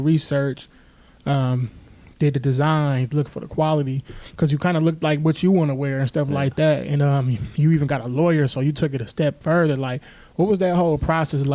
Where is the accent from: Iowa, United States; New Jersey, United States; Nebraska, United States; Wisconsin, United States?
Wisconsin, United States; Milwaukee; Growing up in Milwaukee, it could definitely be tough